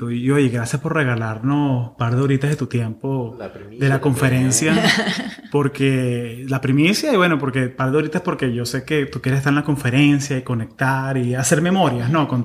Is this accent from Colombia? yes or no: no; Maracaibo, Zulia, Venezuela; now in United States; somos, maracuchos.